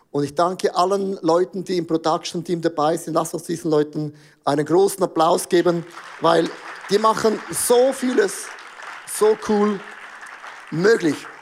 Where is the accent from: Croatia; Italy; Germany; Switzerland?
Switzerland; ich als Schweizer